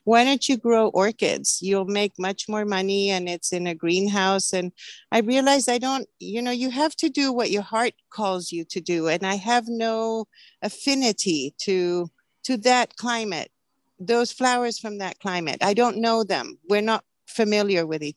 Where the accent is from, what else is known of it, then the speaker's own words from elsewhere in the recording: Santiago, Santiago Metropolitan Region, Chile; now in Oregon, United States; I grew up in Chile, in Santiago, Chile